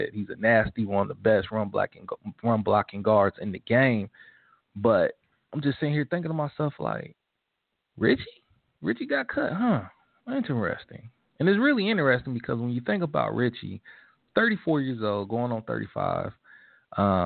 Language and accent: English; Ohio, United States; moved away; I miss my home state